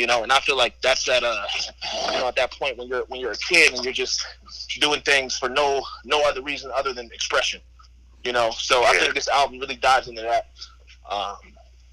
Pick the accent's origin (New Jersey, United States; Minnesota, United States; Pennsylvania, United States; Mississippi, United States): Pennsylvania, United States; Pittsburgh; moved away; also born or lived in California; I was born in Cali, but I spent a lot of my childhood years in Pittsburgh, on the East Coast.